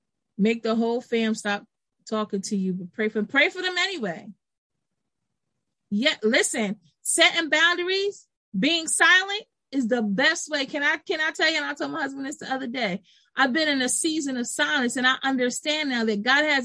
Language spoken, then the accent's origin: English; Brooklyn, New York, United States; Miss Aisha don't get mad, but I'm from Brooklyn. You know how we do.